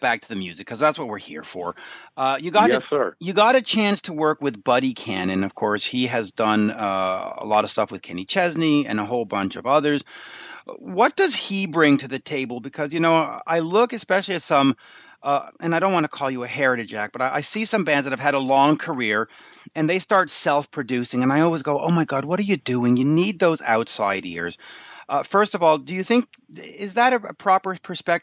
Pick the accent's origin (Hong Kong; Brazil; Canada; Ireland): Canada; now in Montreal, Canada; I'm in Montreal, I'm a Canadian